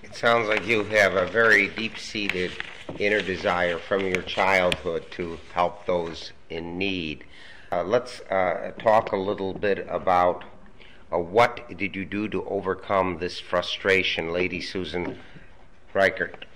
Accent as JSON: {"language": "English", "town": "Buffalo", "region": "New York", "country": "United States", "said": "we hail from Buffalo, New York"}